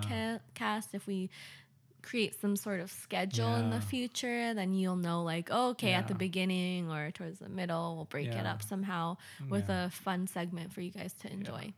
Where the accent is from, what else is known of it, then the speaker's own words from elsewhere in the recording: California, United States; to visit my family and have a great time in California, yeah. Meeting up with friends and checking out my hometown.